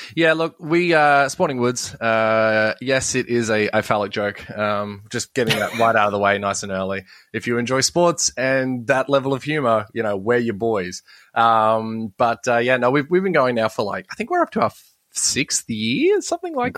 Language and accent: English; Sydney, New South Wales, Australia; I was born in Borkham Hills, so technically I'm a Parramatta boy.